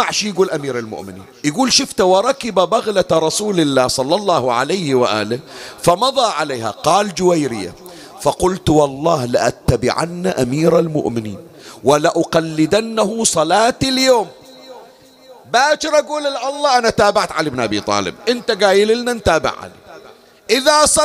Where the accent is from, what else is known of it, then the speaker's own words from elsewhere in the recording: Bahrain; يا علي أنا من البحرين وانت بالنجف وتسمع صوتي